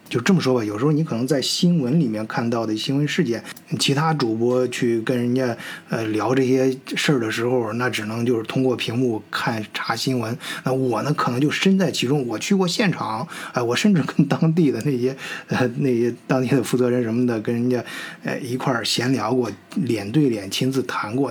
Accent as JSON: {"language": "Chinese", "country": "China", "moved": "yes", "lives_now": "Germany", "said": "咱中国人"}